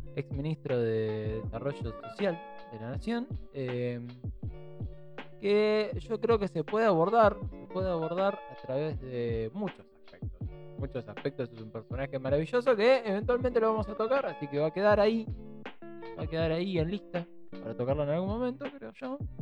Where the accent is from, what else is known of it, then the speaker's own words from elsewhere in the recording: Buenos Aires Province, Argentina; en el segundo y tercer cordón del conurbano, quienes somos descendientes de familias que vienen del interior